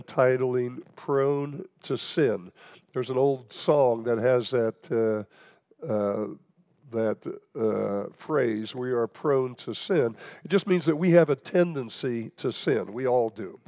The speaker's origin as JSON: {"language": "English", "region": "Nebraska", "country": "United States", "tie": "born or raised there", "said": "I grew up in Nebraska"}